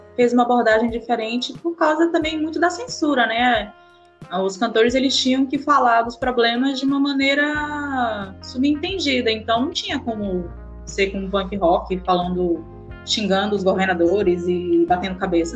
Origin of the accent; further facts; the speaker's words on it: Pará, Brazil; eu sou do Pará